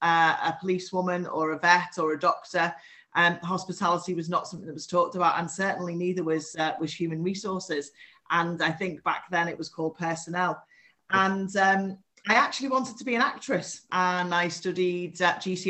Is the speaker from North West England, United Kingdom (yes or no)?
yes; the Wirral, North West England, United Kingdom; now in Liverpool, United Kingdom; I was born on the Wirral and have lived in Liverpool for the last 18 years.